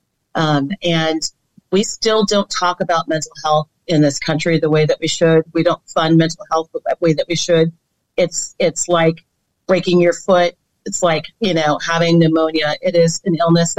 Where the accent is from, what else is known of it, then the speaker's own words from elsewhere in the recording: Midwest, United States; I'm also from the Midwest